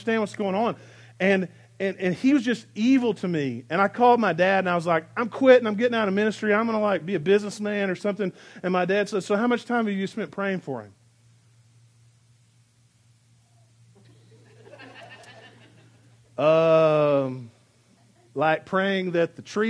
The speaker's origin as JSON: {"language": "English", "country": "United States", "tie": "born or raised there", "also_born_or_lived": "Arkansas / Texas", "said": "I grew up in Arkansas and Texas, and in Arkansas and Texas we had this phrase that we would say, bless your heart"}